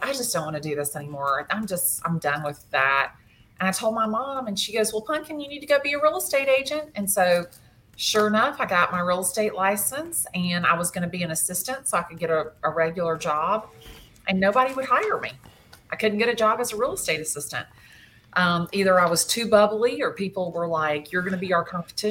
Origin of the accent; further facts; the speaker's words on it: Atlanta, Georgia, United States; I have lived in Atlanta since I was 2 years old. I went to school here in Atlanta, elementary school, high school